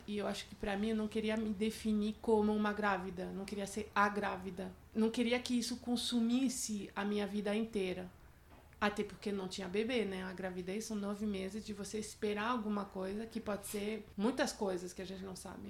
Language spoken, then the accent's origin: Portuguese; France; moved away; eu sou francesa